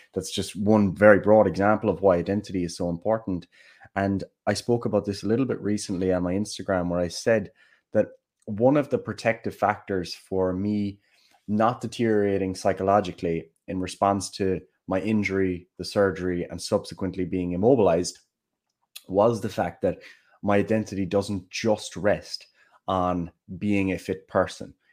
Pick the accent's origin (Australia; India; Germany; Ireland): Ireland; Killarney, Munster; accent: Kerry; Killarney, my hometown